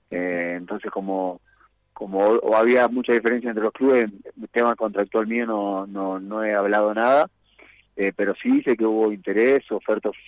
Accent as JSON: {"language": "Spanish", "country": "Argentina", "moved": "yes", "lives_now": "Ecuador", "said": "Somos pocos argentinos"}